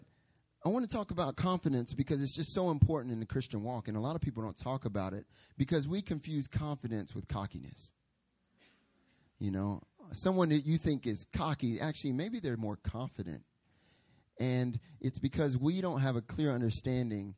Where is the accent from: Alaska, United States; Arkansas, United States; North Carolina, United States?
North Carolina, United States; moved away as an adult; now in Seoul, South Korea; I'm from North Carolina.